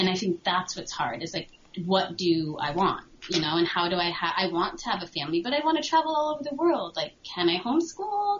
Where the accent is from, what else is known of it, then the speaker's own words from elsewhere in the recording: Connecticut, United States; moved away as an adult; I'm from Connecticut, so I understand the snow.